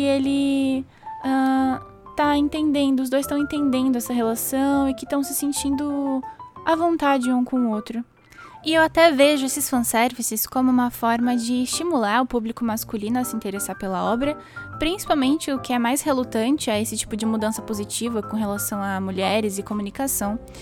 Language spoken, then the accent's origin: Portuguese; Brazil; que sou brasileira